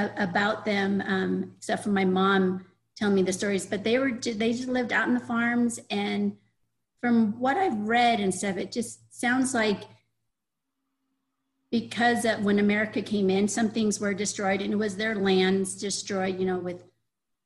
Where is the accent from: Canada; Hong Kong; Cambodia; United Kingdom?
Cambodia; I was born in Cambodia just a few months before Cambodia was taken over by the Khmer